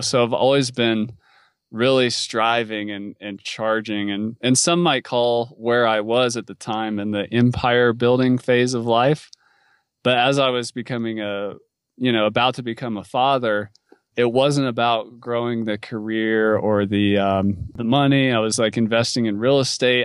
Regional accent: North Carolina, United States; moved away as an adult; also born or lived in Alaska / Western US; I grew up in North Carolina where it doesn't snow that much

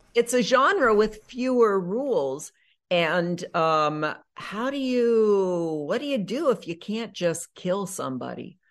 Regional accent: Nebraska, United States; moved away as an adult; also born or lived in North Dakota / New York City, United States; now in Los Angeles, United States; I grew up mostly in Nebraska

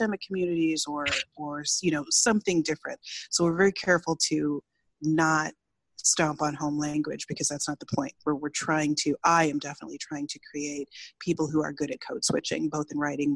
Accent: Michigan, United States; we're from Michigan

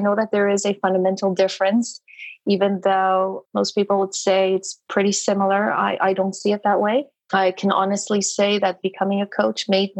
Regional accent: Canada; now in Montreal, Canada; So I am Canadian, based in Montreal, beautiful Montreal, Quebec, eastern part of Canada.

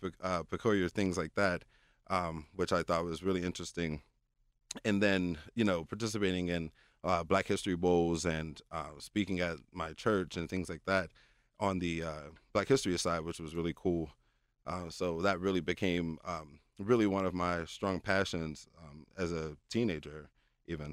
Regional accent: Pittsburgh, Pennsylvania, United States; my hometown

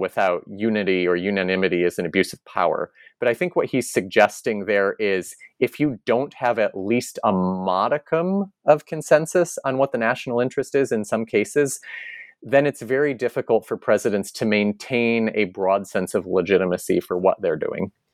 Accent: Connecticut, United States; moved away; back in my home state of Connecticut

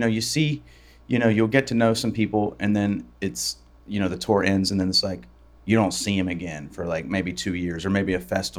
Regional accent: West Virginia, United States; accent: twang; moved away; also born or lived in Tennessee; I was born in West Virginia.

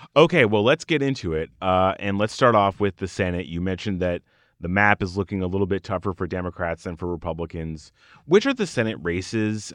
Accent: Arizona, United States; it's my home state

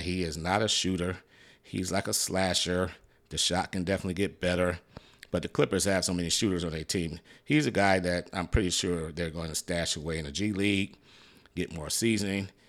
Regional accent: Detroit, Michigan, United States; moved away; I'm originally from Detroit, Michigan

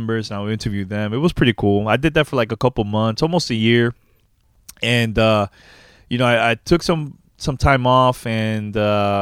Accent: New York City, New York, United States; I'm from originally from New York City, born and raised in Uptown, Manhattan

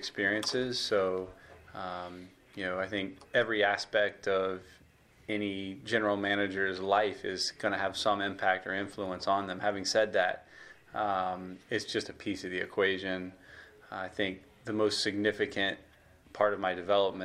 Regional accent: Miami, Florida, United States; I grew up in Miami, Florida

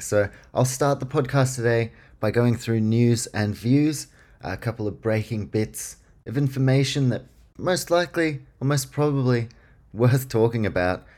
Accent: Queensland, Australia; as a Queenslander

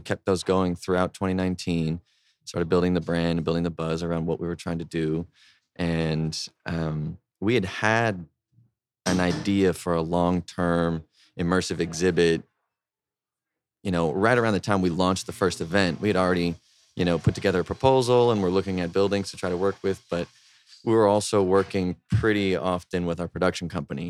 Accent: San Antonio, Texas, United States; moved away as an adult; also born or lived in Boston; now in Austin, United States; also from San Antonio

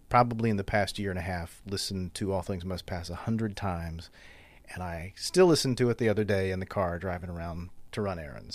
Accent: Covington, Louisiana, United States; moved away as an adult; now in New Orleans, United States; I grew up in Covington across the lake

